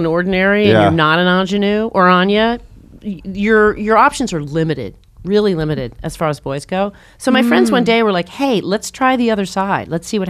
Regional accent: Philadelphia, Pennsylvania, United States; moved away as an adult; also born or lived in New York; I grew up in the Protestant blood clot that is suburban Philadelphia. And then I wound up in, you know, after college in New York

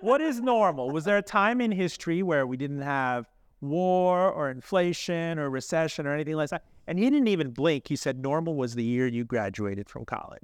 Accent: Miami, Florida, United States; I grew up in Miami. I'm a Miami kid, child of the eighties there

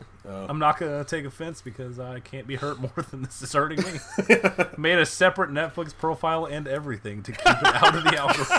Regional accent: Texas, United States; I'm from Texas

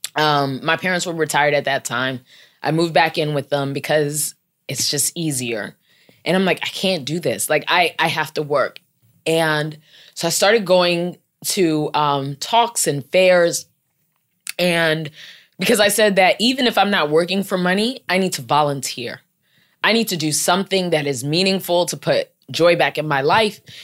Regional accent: Maryland, United States; moved away as an adult; now in New York City, United States; I'm from Maryland, so my family's in Maryland, and I'm out here in New York City

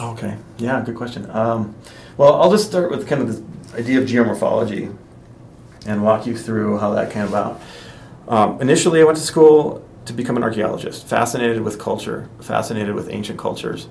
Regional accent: North Dakota, United States; I grew up in North Dakota

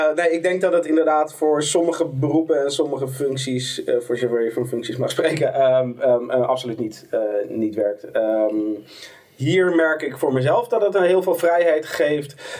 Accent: Amsterdam, North Holland, Netherlands; Ik kom uit Amsterdam.

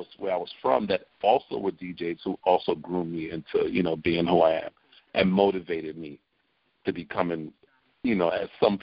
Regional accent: New York City, New York, United States; We are from East Flatbush, Brooklyn. Busta's born in Brooklyn, so am

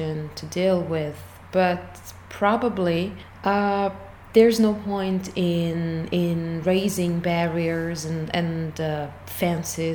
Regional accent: Italy; I come from Italy, where I'm a postdoctoral research fellow in English linguistics

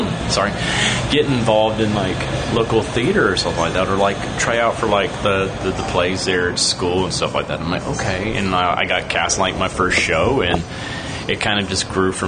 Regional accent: Huntsville, Alabama, United States; now in Astoria, Queens, New York, United States; I was born in Huntsville, Alabama

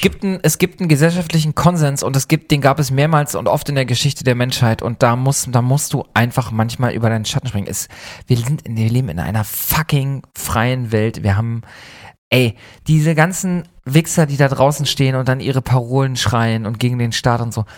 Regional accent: eastern Germany, Germany; now in Hamburg, Germany; Wir kommen vom Land beide, wir kommen beide aus dem, aus dem Osten Deutschlands

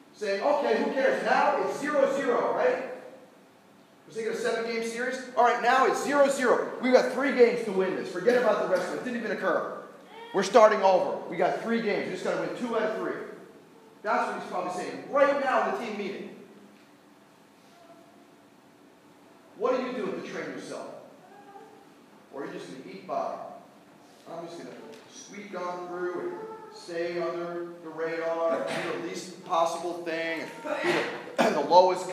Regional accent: New York, United States; I'm from New York, so I'm an Islander fan

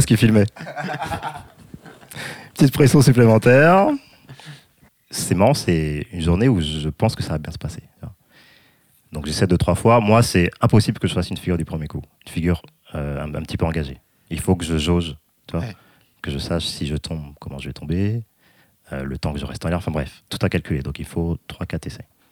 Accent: France; avec mes petites habitudes françaises

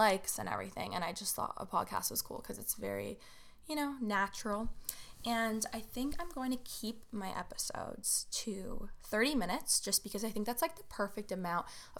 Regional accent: Toronto, Ontario, Canada; I am from Toronto, Ontario, Canada

